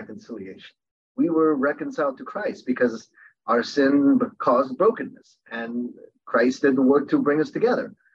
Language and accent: English; Baltimore, Maryland, United States; also born or lived in Korea; we ended up living in an inner city neighborhood in Baltimore.